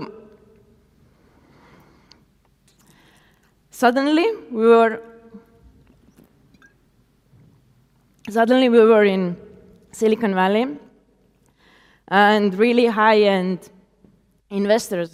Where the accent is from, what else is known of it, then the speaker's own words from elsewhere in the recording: Tartu, Tartu County, Estonia; I started to invite more artists to my hometown. And that's how Stencibility Street Art Festival was born.